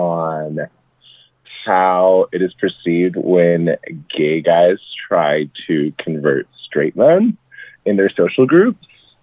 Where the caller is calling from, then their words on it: San Francisco, California, United States; I'm calling from San Francisco.